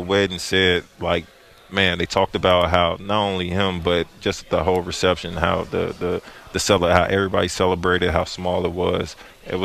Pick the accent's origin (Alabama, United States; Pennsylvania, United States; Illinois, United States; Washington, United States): Illinois, United States; Chicago; moved away; I'm from Chicago